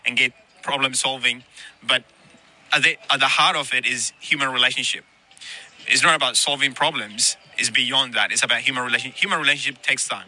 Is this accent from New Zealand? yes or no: yes; New Zealand; moved away as an adult; also born or lived in Ethiopia; now in Sydney, Australia; my journey to Australia started from Ethiopia, and then from Ethiopia I went to New Zealand, and I grew up in New Zealand